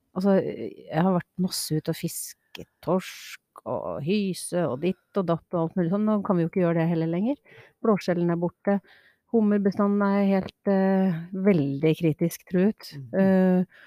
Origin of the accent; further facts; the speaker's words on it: Trøndelag, Norway; now in Asker, Norway; Jeg var skikkelig trønder i går